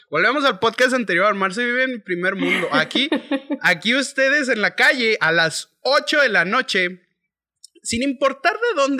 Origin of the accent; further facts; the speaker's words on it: León, Guanajuato, Mexico; yo soy de la ciudad de León, Guanajuato, en donde tenemos un acento eh, relativamente parecido al de los chilangos.